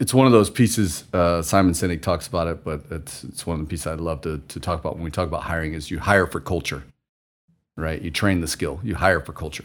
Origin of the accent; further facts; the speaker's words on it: Missouri, United States; moved away; I'm from the Midwest to, grew up in s, in Missouri